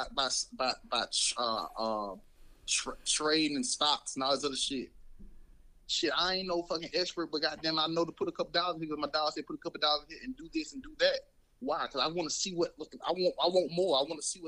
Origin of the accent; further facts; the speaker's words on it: Mobile, Alabama, United States; growing up in Mobile